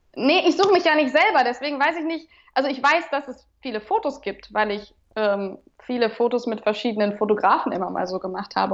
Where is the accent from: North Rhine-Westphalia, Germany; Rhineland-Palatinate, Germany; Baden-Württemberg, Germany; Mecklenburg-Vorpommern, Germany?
North Rhine-Westphalia, Germany; Remscheid; Ich bin in Remscheid zur Schule gegangen